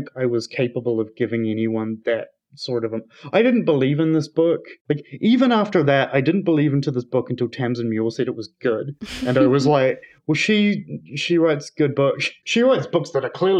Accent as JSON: {"language": "English", "region": "South Island", "country": "New Zealand", "said": "I'm from the South Island, which generally is one of the colder, grimmer parts of the country."}